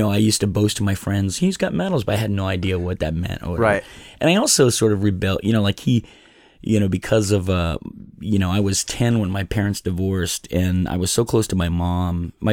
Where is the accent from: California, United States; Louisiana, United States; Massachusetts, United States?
California, United States; Sacramento; born there; I was born in Sacramento, California uh, 54 years ago.